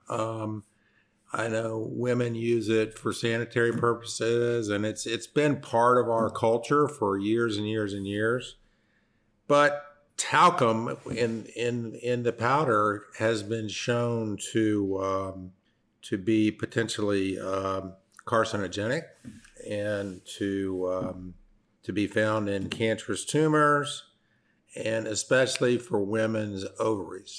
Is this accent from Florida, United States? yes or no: yes; Florida, United States; I grew up here in Florida and skied on our lake probably every day for the first 15 years of my life